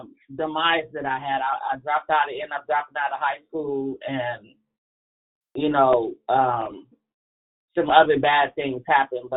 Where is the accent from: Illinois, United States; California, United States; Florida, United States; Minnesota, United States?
Illinois, United States; Chicago; I'm from Chicago, and a wind chill was like 30 miles an hour on any given day. And we would have to walk to school in 4 to 5 feet of snow